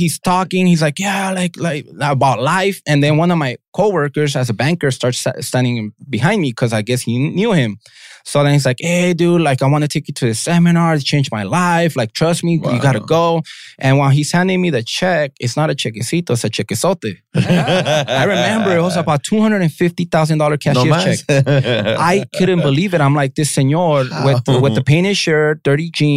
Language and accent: English; Los Angeles, California, United States; I grew up in Southeast